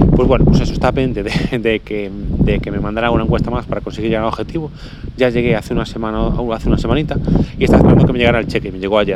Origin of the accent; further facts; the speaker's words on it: Galicia, Spain; soy gallego